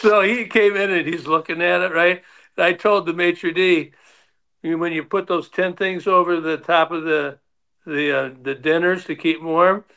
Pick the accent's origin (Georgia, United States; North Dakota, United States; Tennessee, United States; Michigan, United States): Michigan, United States; Detroit; the Tigers, because that was my hometown.